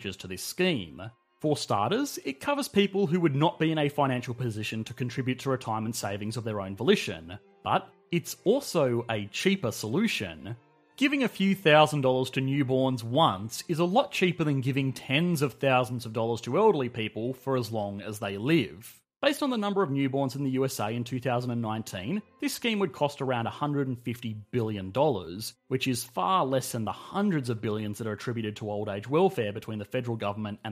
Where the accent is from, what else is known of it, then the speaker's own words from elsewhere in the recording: Australia; I am Australian, and multi-generational housing is quite rare here